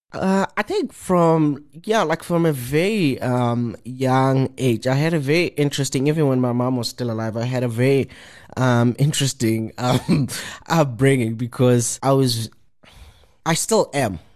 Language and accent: English; Johannesburg, Gauteng, South Africa; born and bred in Alexandra Township.